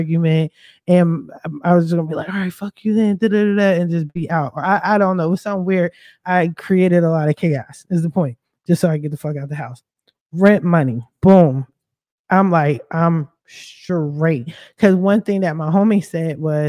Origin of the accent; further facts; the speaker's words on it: Philadelphia, Pennsylvania, United States; also born or lived in Chester, Pennsylvania, United States; I'm from Philly, but I stay repping Chester, PA